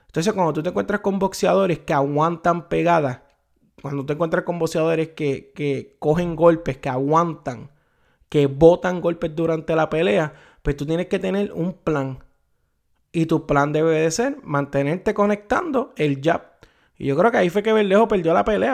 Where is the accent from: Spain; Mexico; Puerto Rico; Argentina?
Puerto Rico; como puertorriqueño, como boricua